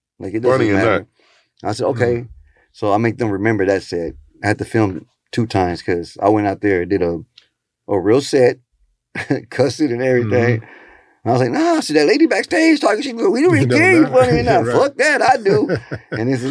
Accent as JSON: {"language": "English", "region": "Texas", "country": "United States", "also_born_or_lived": "Houston / Xalapa, Veracruz", "first_language": "Spanish", "second_language": "English", "said": "people knew I was from Texas right away. And they knew, I could speak Spanish"}